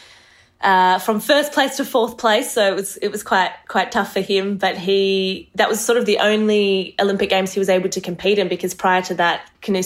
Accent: Australia; also born or lived in Marseille, France; I was born there, and we moved to Australia when I was about 3-4 years old

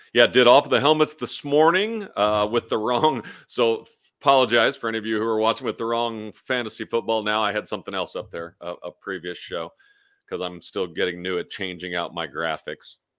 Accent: Kansas City, Missouri, United States; I'm from Kansas City.

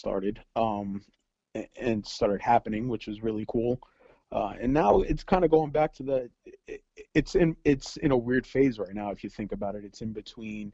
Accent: New York City, New York, United States; moved away as an adult; now in Long Island, United States; I am a 35-year-old, born and raised in Brooklyn

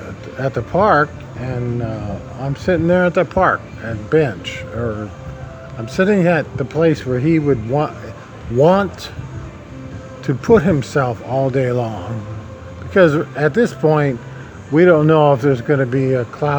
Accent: Nebraska, United States; moved away; I was from Nebraska

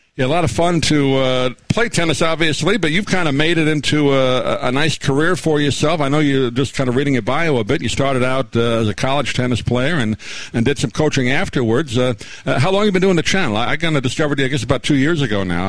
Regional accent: New York, United States; I grew up in New York

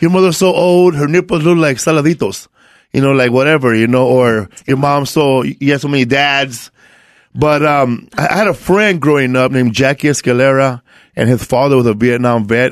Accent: Los Angeles, California, United States; I grew up in um, Boyle Heights. Um, it's like people confuse it to East LA, but um, I'm like closer to downtown LA.

